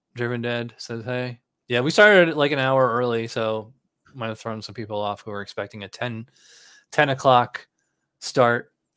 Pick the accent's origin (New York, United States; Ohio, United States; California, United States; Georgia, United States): New York, United States; Schenectady; moved away; I'm from Schenectady